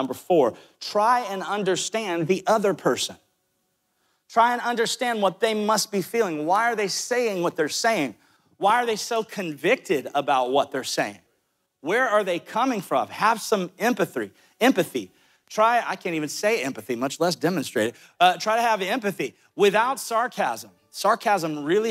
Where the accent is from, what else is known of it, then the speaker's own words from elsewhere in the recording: Amory, Mississippi, United States; moved away; I was born in Amory, Mississippi